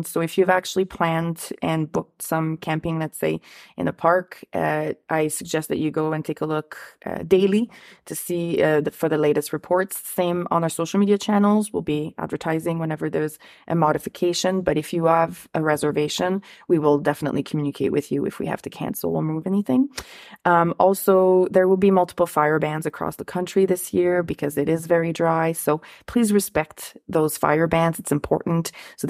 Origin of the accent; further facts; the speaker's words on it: Ottawa, Ontario, Canada; Like, the Rideau Canal is a place, I'm from Ottawa, so I get to enjoy it, but I kind of forget